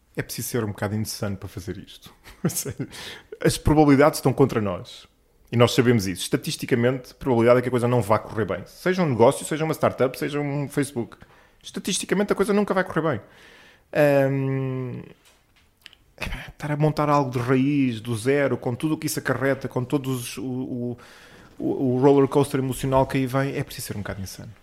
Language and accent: Portuguese; Lisbon, Portugal; eu nasci em Lisboa, sou alfacinha de gema, por isso adoro esta cidade